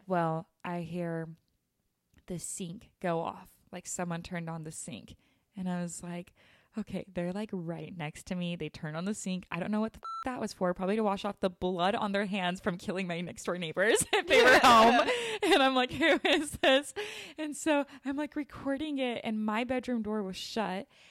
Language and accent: English; Utah, United States; I grew up in Utah